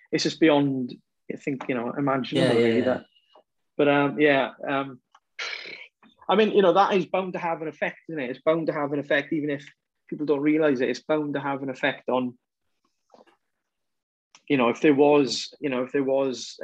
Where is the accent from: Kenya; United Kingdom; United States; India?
United Kingdom; Welsh, Wales; we're Welsh